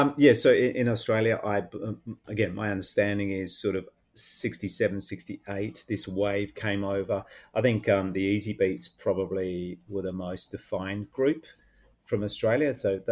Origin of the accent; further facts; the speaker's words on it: the Midlands, England, United Kingdom; I was born and raised in England like you were, mate, and you're spot on. I think we've said it in previous episodes where I was born in the Midlands. It was tribal